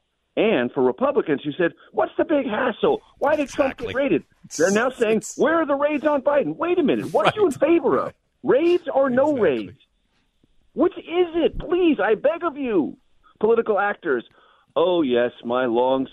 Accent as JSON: {"language": "English", "region": "California", "country": "United States", "tie": "born or raised there", "said": "I'm a native Californian. I love my home state"}